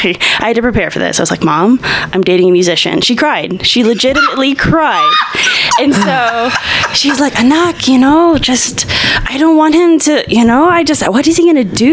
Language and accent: English; Baton Rouge, Louisiana, United States; moved away as an adult; now in Austin, United States; I'm from Louisiana